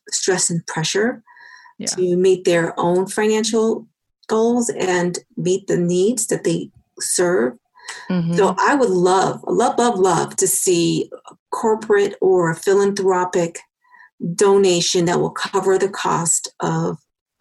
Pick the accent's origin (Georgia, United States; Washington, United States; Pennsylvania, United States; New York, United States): New York, United States; New York City; moved away as an adult; also born or lived in Los Angeles; now in Aurora, United States; So I was born in Harlem. And in the projects in Harlem, and then we moved to the projects in the Bronx.